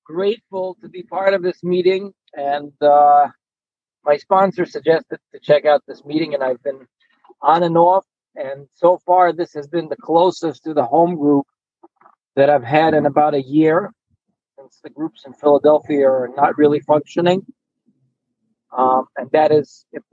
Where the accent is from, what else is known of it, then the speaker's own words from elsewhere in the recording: Ukraine; moved away; I grew up in Ukraine